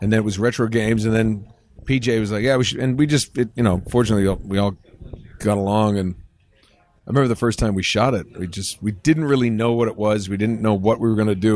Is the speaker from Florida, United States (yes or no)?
no; Attleboro, Massachusetts, United States; moved away; also born or lived in Rhode Island; I grew up in, uh, Attleboro, Mass, and then to Rhode Island